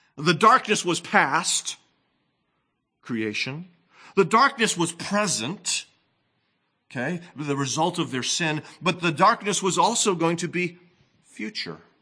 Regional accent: New England, United States; moved away; I, of course, grew up in the Northeast

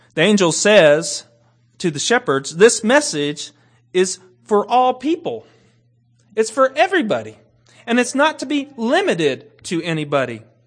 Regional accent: Kentucky, United States; I grew up in Kentucky.

